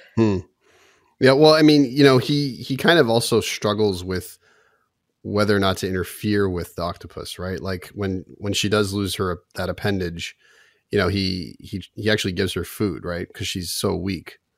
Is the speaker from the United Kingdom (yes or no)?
no; Toronto, Ontario, Canada; we grew up in Toronto